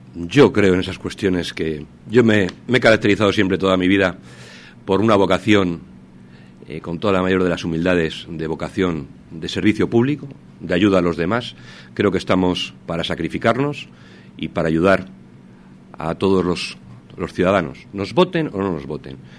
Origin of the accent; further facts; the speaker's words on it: Salamanca, Castile and León, Spain; Hablo como salmantino